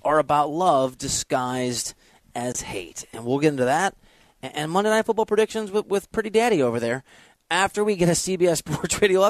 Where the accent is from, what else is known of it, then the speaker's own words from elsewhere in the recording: Dubuque, Iowa, United States; I'm from Dubuque, Iowa.